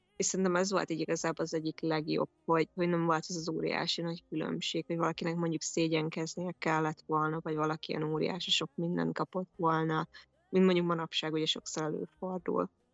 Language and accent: Hungarian; Kazincbarcika, Borsod-Abaúj-Zemplén, Hungary; Kazincbarcikán nőttem föl